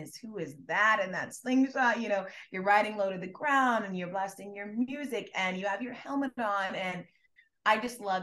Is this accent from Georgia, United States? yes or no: yes; Gwinnett County, Georgia, United States; I'm from Gwinnett County, which is a suburb of Atlanta